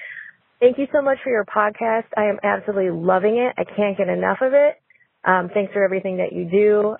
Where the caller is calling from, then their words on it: Minneapolis, Minnesota, United States; I'm calling from Minneapolis, Minnesota.